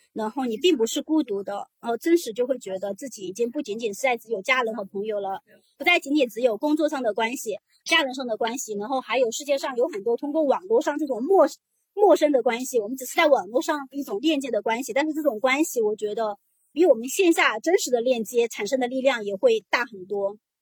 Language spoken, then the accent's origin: Chinese; a poor village in Jiangxi, China; moved away; 我是来自一个江西的比较贫困的一个农村，然后我也是我们三姐妹当中唯一上了大学的